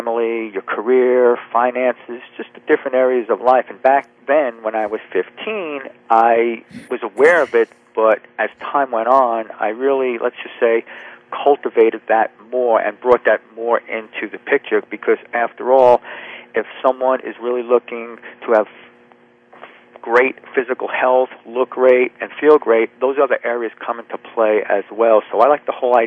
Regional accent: New Jersey, United States; now in Charleston, United States; right now, I live in South Carolina, Charleston. I'm right near the ocean, and I grew up in New Jersey.

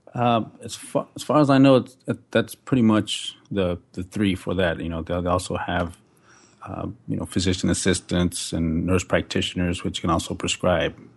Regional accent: Fort Worth, Texas, United States; also born or lived in Decatur, Texas / Tempe, Arizona; I'm from Fort Worth, Texas. Uh, grew up in Decatur for, like, the first four years, then we moved to Fort Worth and been there ever since

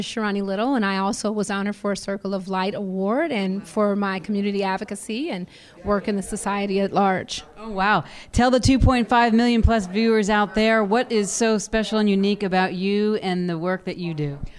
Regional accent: Compton, California, United States; I'm from born and raised in Compton, California

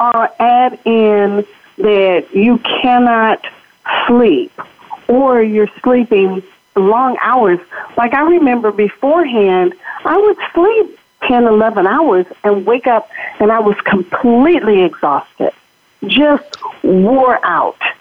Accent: Los Angeles, California, United States; I'm born and raised in Los Angeles

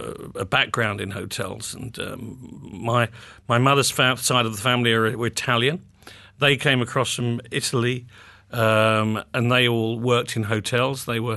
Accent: Muswell Hill, London, United Kingdom; also born or lived in Barnet; Yes, I grew up in North London, in first of all in a place called Muswell Hill, and then subsequently in Barnet, which is a little outside central London, to the north.

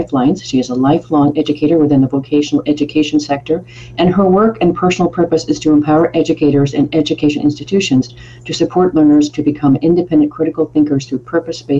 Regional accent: United States; As an American

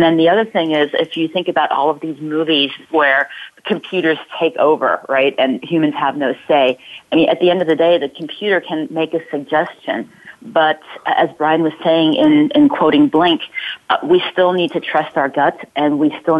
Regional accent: Ulm, Baden-Württemberg, Germany; also born or lived in Palo Alto area, California; now in Palo Alto, United States; my hometown in Germany, in Ulm

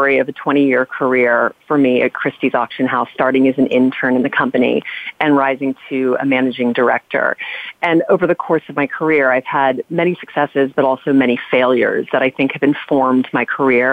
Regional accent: Louisiana, United States; We grew up in Louisiana

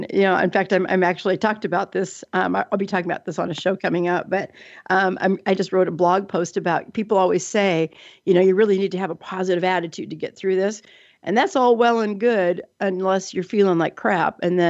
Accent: Seattle, Washington, United States; also born or lived in Alaska / Colorado; now in Portland, United States; I was born in Alaska in December, if you can imagine. My mom told me it was 62 degrees below zero that day. Wow. But then I spent my young years in Colorado. And then I grew up in Seattle after that.

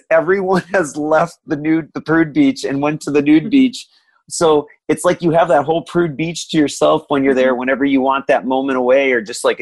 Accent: Florida, United States; I'm from Florida

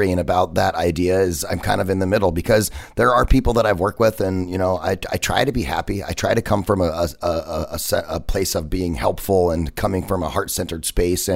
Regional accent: United States; I'm American

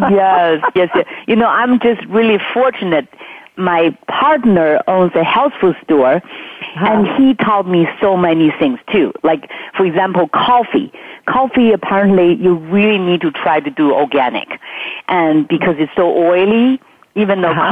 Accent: Beijing, China; moved away; I grew up in Beijing

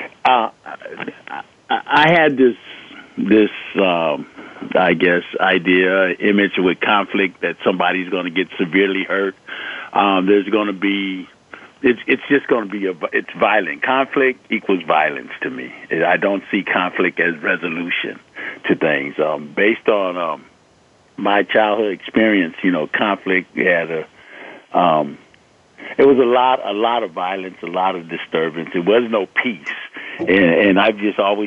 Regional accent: Los Angeles, California, United States; also born or lived in Compton, California; I grew up in Los Angeles, in Watson, and in Compton

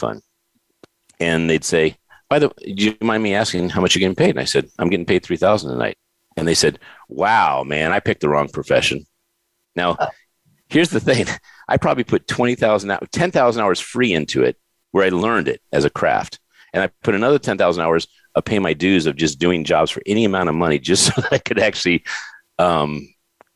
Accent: Warwick, Rhode Island, United States; moved away; I was born in Warwick, Rhode Island on August 5th, 1964

